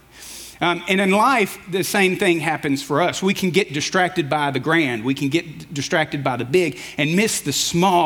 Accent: Alabama, United States; moved away; also born or lived in Tuscaloosa, Alabama; I'm from Alabama, and I spent a few years in Tuscaloosa at the University of Alabama.

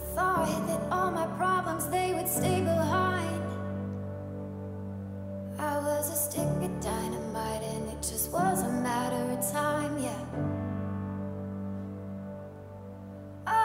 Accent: Zanesville, Ohio, United States; I'm from Zanesville, Ohio

